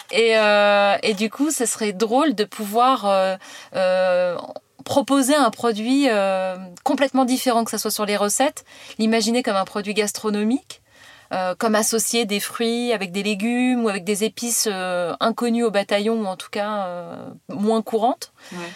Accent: Le Havre, Normandy, France; moved away as an adult; also born or lived in Paris; je viens du Havre, euh, et, euh, j'ai fait, euh, un bac, euh, un bac E S, euh, classique

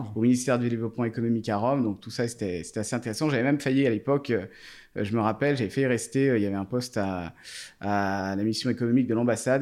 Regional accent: Thonon-les-Bains, Auvergne-Rhône-Alpes, France; je suis né à Tonon donc il y a 34 ans maintenant

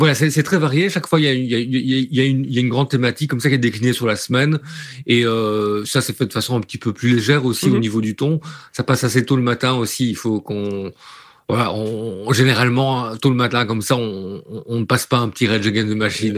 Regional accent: Liège, Wallonia, Belgium; je suis originaire de Liège

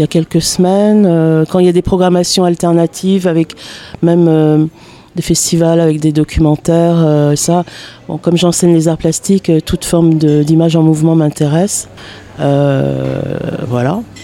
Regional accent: Paris, Île-de-France, France; now in Bagnolet, France; je suis parisienne de base, j'ai été au lycée à Paris.

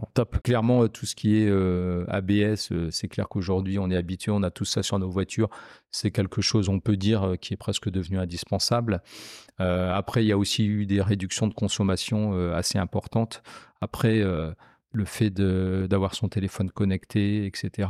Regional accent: Picardy, Hauts-de-France, France; moved away as an adult; now in Lyon, France; Je suis originaire de Picardie et euh, je suis arrivé à Lyon en 2006

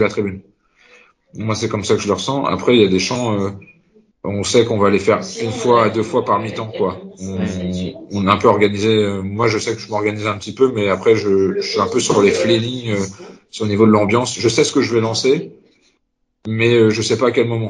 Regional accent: Concarneau, Brittany, France; also born or lived in Rostrenen; je suis originaire de Concarneau dans le Finistère

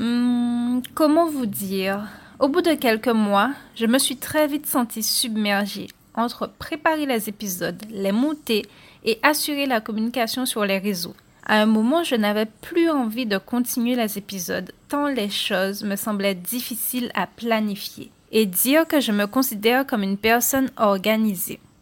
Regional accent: Guadeloupe; je suis originaire de l'archipel de la Guadeloupe

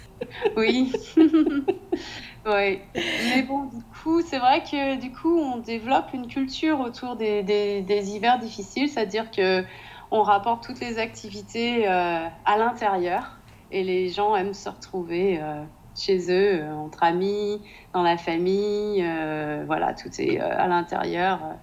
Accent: Nantes, Pays de la Loire, France; moved away as an adult; now in Denmark; je suis de Nantes

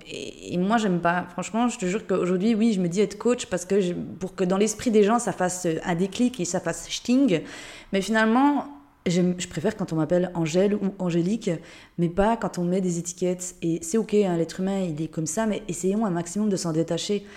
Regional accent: Jura, Switzerland; moved away as an adult; also born or lived in Geneva; now in Lisbon, Portugal; De base, je viens de Suisse, du Jura, dans une toute petite région

